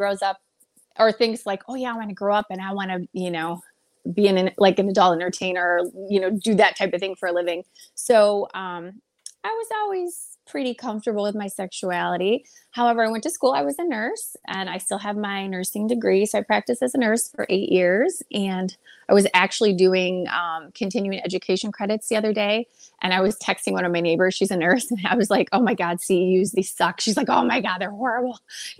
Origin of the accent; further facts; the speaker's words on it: Detroit, Michigan, United States; You know, here it's just like, I feel like every inner city has, you know, bad areas and bad pockets, but I never was really afraid.